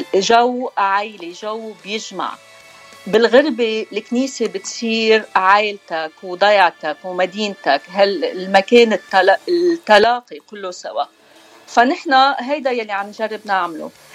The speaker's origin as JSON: {"language": "Arabic", "town": "Beirut", "region": "Beirut Governorate", "country": "Lebanon", "tie": "born or raised there", "also_born_or_lived": "Asia, Batroun District, North Lebanon", "accent": "Beiruti", "moved": "as an adult", "lives_now": "United States", "said": "عشنا كل حياتنا ببيروت مشان هيك اخذنا ما اخذنا الاكسنت الشمالي ما آه. عندنا الاكسنت"}